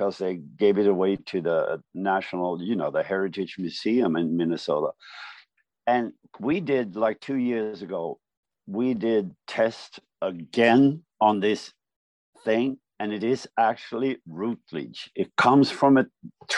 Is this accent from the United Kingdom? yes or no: no; Sweden; we speak Swedish